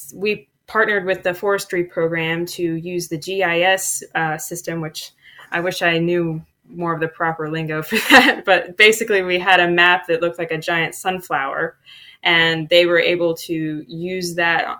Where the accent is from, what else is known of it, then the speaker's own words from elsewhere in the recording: Dayton, Ohio, United States; I grew up in Dayton, Ohio, in the inner city